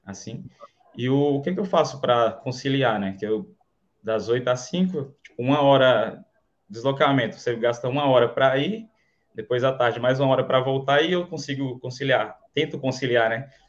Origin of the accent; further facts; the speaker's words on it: Canarana, Bahia, Brazil; Então, eu sou de Canarana, é próximo ali a é Irecê, não sei se você já ouviu falar. A cidade pequenininha ali, tem 20 mil habitantes, mais ou menos, né?